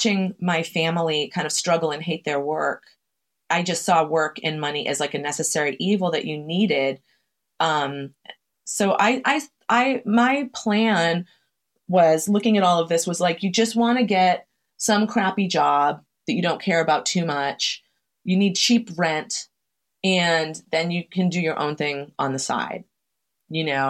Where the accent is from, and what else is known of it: Chelsea, Massachusetts, United States; born or raised there